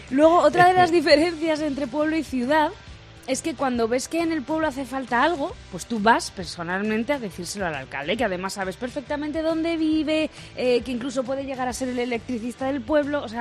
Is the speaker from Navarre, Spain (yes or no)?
no; Garcinarro, Castilla-La Mancha, Spain; todo esto pasa en mi pueblo, en Garcinarro, y lo corroboro.